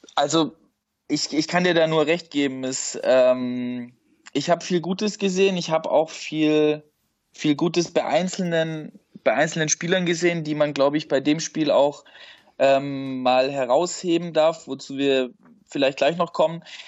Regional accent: Schorndorf, Baden-Württemberg, Germany; also born or lived in Leutenbach; aufgewachsen im Umland von Stuttgart, heißt in Leutenbach und Schorndorf

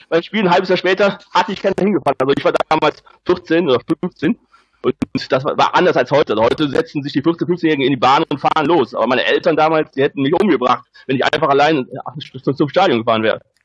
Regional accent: Rhineland, Germany; ich bin kein Schwabe, ich bin Rheinländer und also wohne auch immer noch hier im Rheinland.

